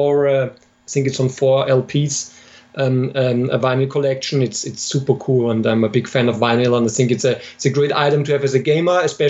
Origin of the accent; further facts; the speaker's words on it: Austria; moved away as an adult; also born or lived in Germany; now in Munich, Germany; I'm originally from Austria, but I live in Germany for over 10 years now, at the moment in Munich